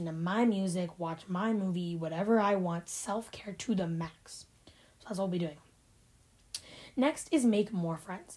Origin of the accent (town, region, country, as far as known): Ohio, United States; born or raised there